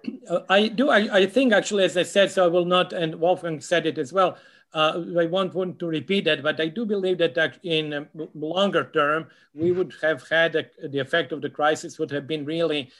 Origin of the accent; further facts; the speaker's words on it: Serbia; moved away; I'm actually from Serbia originally